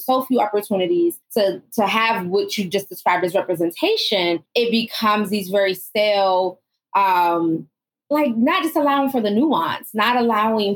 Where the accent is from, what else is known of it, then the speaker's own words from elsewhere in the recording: Northeast, United States; I grew up in the Northeast, and, you know, my mother is Southern born